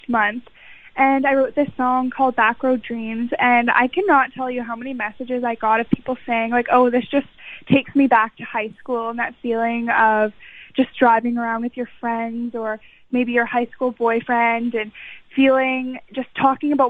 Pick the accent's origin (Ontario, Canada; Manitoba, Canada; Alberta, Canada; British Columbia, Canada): Manitoba, Canada; Winnipeg; I did a lot of musical theater in my hometown of Winnipeg